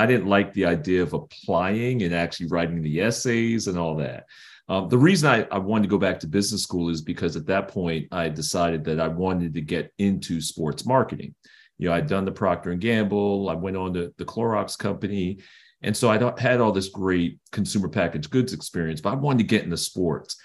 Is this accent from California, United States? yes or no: no; New York City, New York, United States; I grew up in Brooklyn, New York